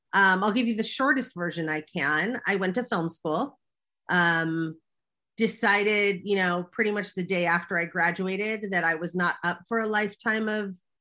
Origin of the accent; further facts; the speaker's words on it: Los Angeles, California, United States; also born or lived in New York; I grew up in Los Angeles, or Hollywood, so to speak